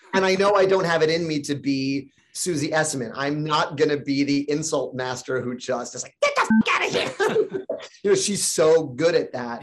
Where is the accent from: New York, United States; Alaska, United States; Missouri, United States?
New York, United States; New York City; When you grow up in New York City